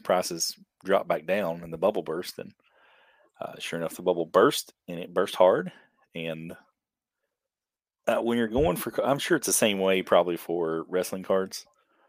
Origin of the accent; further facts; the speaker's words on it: Eastern Kentucky, United States; I'm from Eastern Kentucky